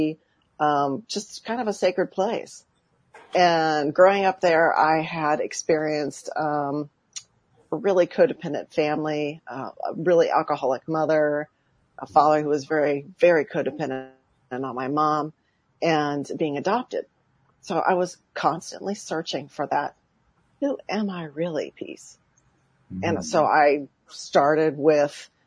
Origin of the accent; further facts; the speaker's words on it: Santa Barbara, California, United States; now in Woodland Hills, United States; I've been born and raised on the West Coast. I had the absolute spectacular, beautiful childhood in Santa Barbara, California